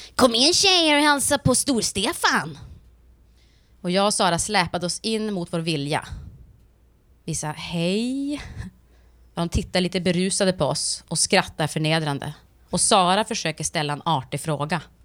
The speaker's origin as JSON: {"language": "Swedish", "country": "Sweden", "said": "jag anser mig själv såklart som svensk"}